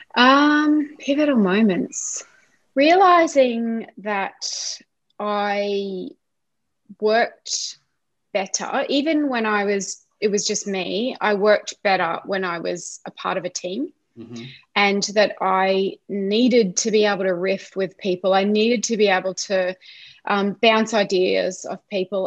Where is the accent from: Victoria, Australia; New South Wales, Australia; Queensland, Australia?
Queensland, Australia; Brisbane; also born or lived in Ipswich, Queensland; I was born in Brisbane and yeah. have lived in Brisbane uh, and now Ipswich in Queensland. Mm-hmm. pretty much all of my life.